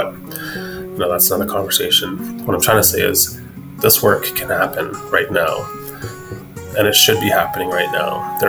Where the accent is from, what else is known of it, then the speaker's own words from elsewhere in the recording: Blood Reserve, Alberta, Canada; I was raised on the Blood Reserve